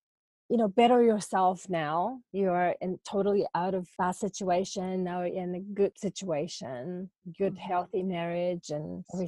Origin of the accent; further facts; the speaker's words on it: Japan; English is a second language; moved away; I thought, you know, because I'm originally from Japan, right? So culturally, you know, male being in a dominant figure, it was not unusual.